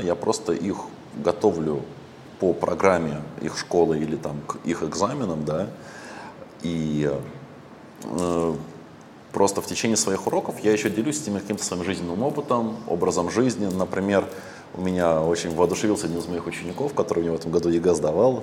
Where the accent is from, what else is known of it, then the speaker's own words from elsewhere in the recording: Russia; moved away as an adult; now in Vietnam; я в России всю жизнь вырос